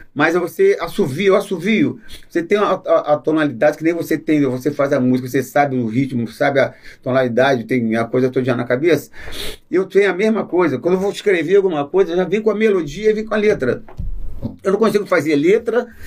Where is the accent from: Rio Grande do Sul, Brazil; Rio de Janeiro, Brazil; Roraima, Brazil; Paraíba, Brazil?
Rio de Janeiro, Brazil; Alto da Boa Vista é minha terra, né? É minha terrinha lá do Alto da Boa Vista, na época a gente andava descalço